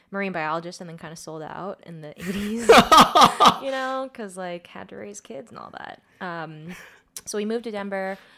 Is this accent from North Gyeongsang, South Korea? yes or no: yes; Andong, North Gyeongsang, South Korea; born there; I was born in Andong, which is three hours south